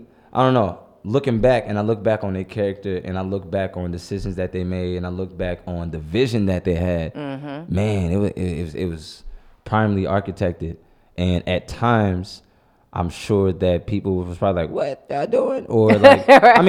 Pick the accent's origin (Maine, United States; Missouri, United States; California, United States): Missouri, United States; St. Louis; I'm so blessed to have grown up on the North.